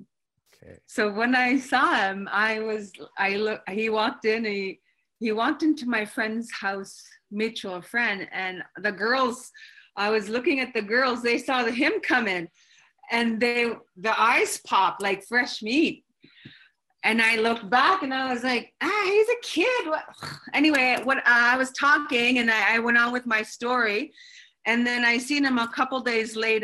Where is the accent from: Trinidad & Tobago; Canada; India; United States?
Canada; Iqaluit, Nunavut; I grew up here in Iqaluit, Nunavut, raised by my mother